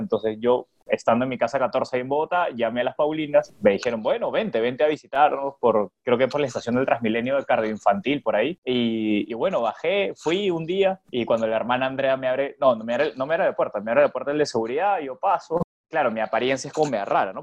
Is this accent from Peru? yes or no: yes; Peru; moved away; yo soy peruano